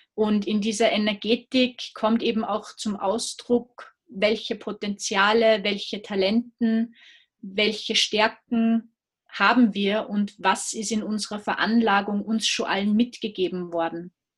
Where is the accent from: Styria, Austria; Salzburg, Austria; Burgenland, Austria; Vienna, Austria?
Salzburg, Austria; ich komme aus Österreich, aus Salzburg